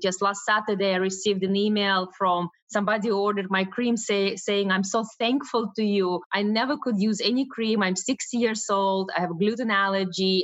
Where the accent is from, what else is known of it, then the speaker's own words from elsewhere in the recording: Russia; moved away; I was born in Russia, and as a Russian Jew